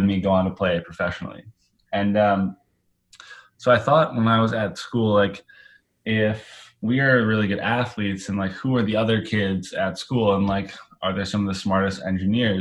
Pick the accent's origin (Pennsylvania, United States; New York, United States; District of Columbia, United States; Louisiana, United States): New York, United States; Rochester; I was from Rochester, New York, which is a smaller city